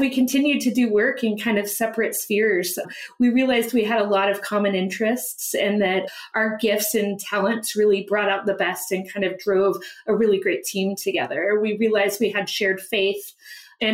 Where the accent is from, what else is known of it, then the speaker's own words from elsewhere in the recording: United States; growing up in America